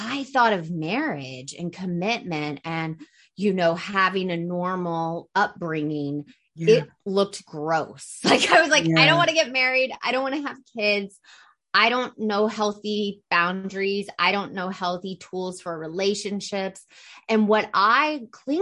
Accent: Atlanta, Georgia, United States; I grew up in Atlanta, Georgia, in a family of, you know, they're from New York, but they moved to Atlanta.

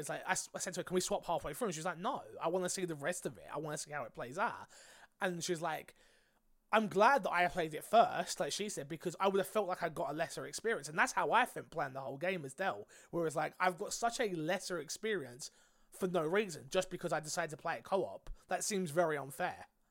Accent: United Kingdom; I'm British

